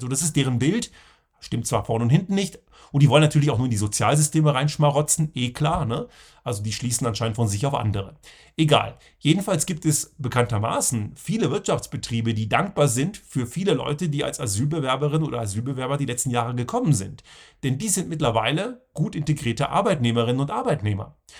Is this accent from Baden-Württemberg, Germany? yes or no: no; southern Lower Saxony, Germany; Ich bin ja in Deutschland zur Schule gegangen, in Südniedersachsen